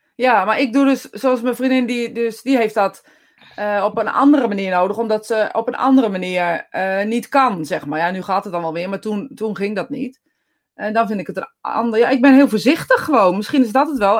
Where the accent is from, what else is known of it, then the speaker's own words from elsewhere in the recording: Netherlands; als Nederlanders